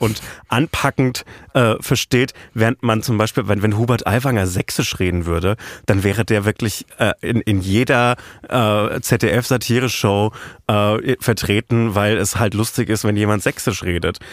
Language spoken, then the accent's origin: German; Franconia, northern Bavaria, Germany; Ich bin halt aus Franken, aus Nordbayern.